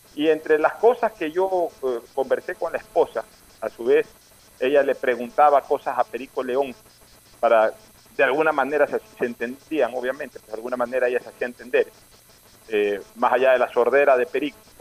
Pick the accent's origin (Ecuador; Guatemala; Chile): Ecuador; como ecuatorianos